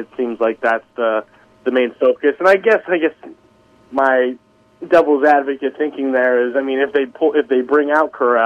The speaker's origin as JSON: {"language": "English", "region": "New Jersey", "country": "United States", "moved": "yes", "said": "I'm from New Jersey"}